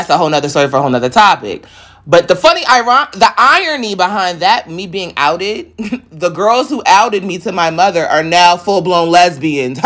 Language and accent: English; New York, United States; I'm from New York.